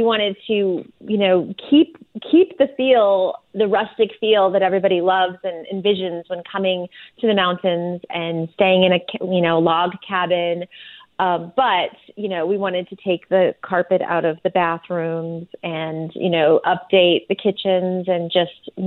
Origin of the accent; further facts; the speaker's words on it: San Diego, California, United States; I grew up in Southern California, and when I was a kid, we would sometimes get out of the city, out of San Diego